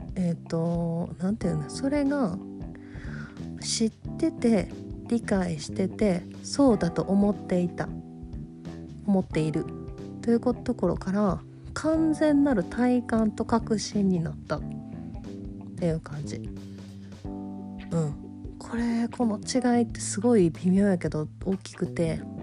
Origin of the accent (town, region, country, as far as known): Kansai, Japan; accent: Kansai-ben